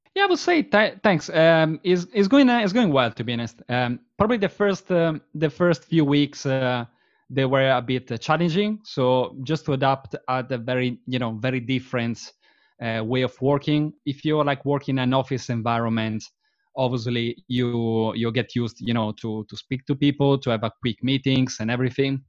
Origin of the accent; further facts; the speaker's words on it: Verona, Veneto, Italy; English is a second language; moved away as an adult; now in London, United Kingdom; I was born and bred in Verona, which is a, which is a very, very pretty small, uh, town in the, um, in the northeast region of, uh, Italy.